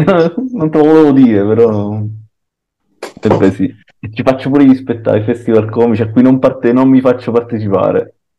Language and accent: Italian; San Giorgio a Cremano, Campania, Italy; proprio nelle mie parti, a proposito di festa del Napoli, a San Giorgio a Cremano